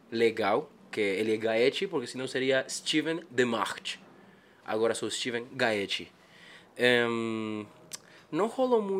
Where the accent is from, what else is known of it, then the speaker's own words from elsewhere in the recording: Bolivia; Portuguese is a second language; also born or lived in Japan; quando vim de Japão, eu nasci lá, até meus 5 anos fiquei lá. Depois vim para Bolívia, passei por 6, 7 países mais.